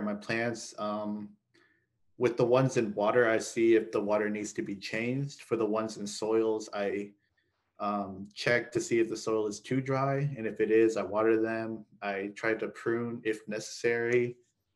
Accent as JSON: {"language": "English", "town": "Lawton", "region": "Oklahoma", "country": "United States", "tie": "born or raised there", "moved": "as an adult", "lives_now": "Edmond, United States", "said": "I originally went to Cameron University because I was born in Lawton"}